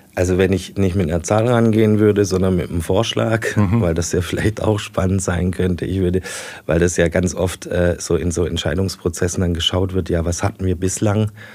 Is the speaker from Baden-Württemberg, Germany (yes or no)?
yes; Heilbronn, Baden-Württemberg, Germany; meine Heimat immer hier gesehen hatte